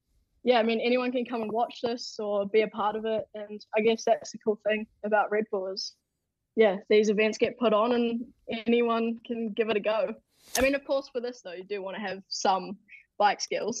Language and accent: English; Queenstown, Otago, New Zealand; in my hometown, Queenstown.